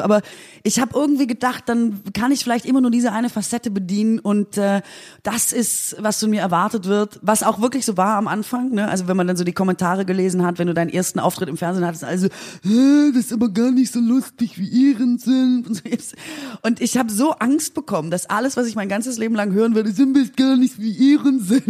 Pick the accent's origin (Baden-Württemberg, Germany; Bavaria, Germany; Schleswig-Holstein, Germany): Baden-Württemberg, Germany; Aalen; moved away; ich komme ja aus Aalen, also wirklich aus, aus der schwäbischen Provinz